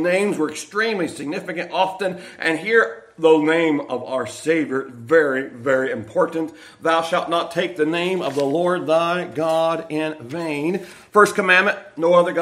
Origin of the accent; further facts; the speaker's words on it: Millersburg, Ohio, United States; also born or lived in Richmond Dale, Ohio; I was born in Millersburg, Ohio. My family's from Richmonddale, Ohio.